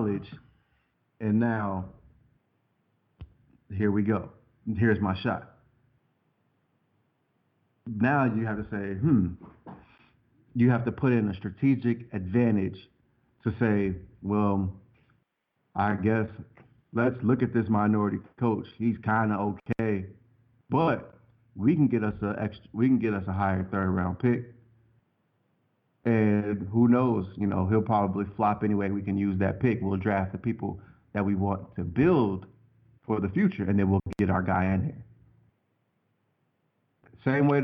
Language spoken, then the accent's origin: English; Cincinnati, Ohio, United States; I'm from the land of Adrian Broner.